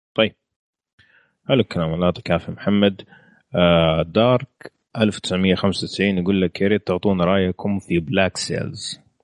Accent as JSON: {"language": "Arabic", "country": "Saudi Arabia", "said": "احنا كسعوديه"}